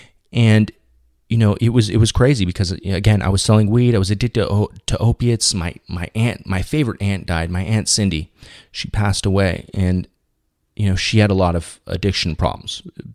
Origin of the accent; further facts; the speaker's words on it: Orange County, California, United States; I grew up in Orange County, you know, because after that short stint in Shreveport, Louisiana with my mom, permanently moved over here in California, specifically in Southern California